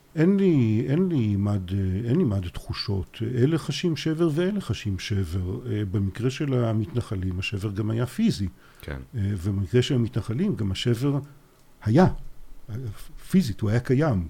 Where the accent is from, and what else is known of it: Haifa, Haifa District, Israel; born or raised there